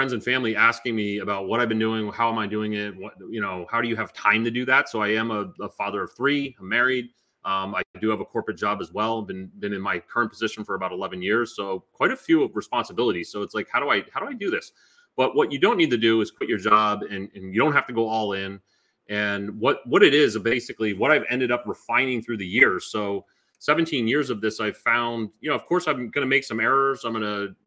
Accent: Maine, United States; moved away as an adult; now in Raleigh, United States; originally I'm from Maine and I now reside in Raleigh, North Carolina.

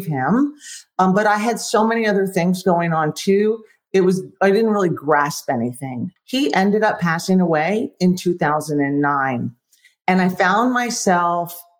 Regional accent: Florida, United States; now in Texas, United States; I'm from Florida. I currently live in Texas.

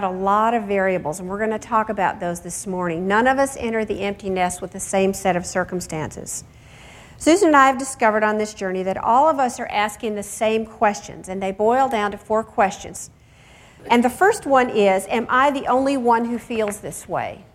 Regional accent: near Chicago, Illinois, United States; I grew up near Chicago

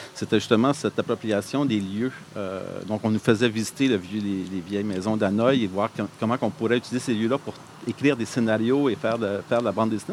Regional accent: Montreal, Quebec, Canada; moved away as an adult; now in Gatineau, Canada; je suis originaire de Montréal

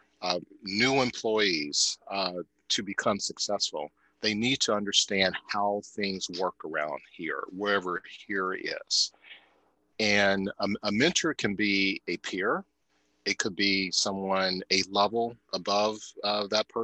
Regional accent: Cincinnati, Ohio, United States; moved away; that path of life started in a pretty impoverished community in Cincinnati, Ohio

